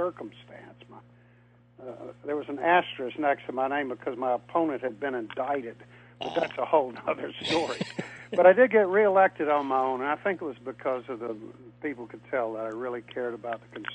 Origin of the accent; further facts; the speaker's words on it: Tidewater, Virginia, United States; also born or lived in North Carolina; I grew up in Tidewater, Virginia